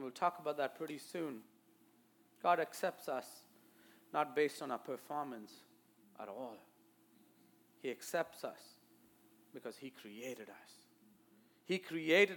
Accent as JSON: {"language": "English", "country": "India", "accent": "Indian", "moved": "yes", "lives_now": "United States", "said": "my Indian accent"}